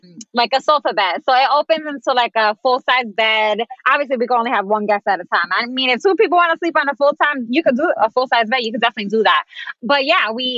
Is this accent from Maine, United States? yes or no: no; New York City, New York, United States; moved away as an adult; also born or lived in Dallas; I grew up in tiny spaces. I mean, I'm from the Bronx, so our apartments were like tiny.